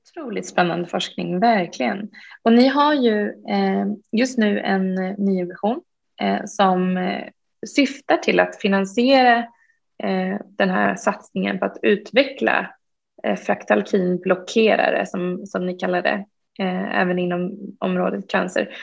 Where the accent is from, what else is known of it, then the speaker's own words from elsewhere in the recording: Uppsala, Uppsala County, Sweden; jag är själv från Uppsala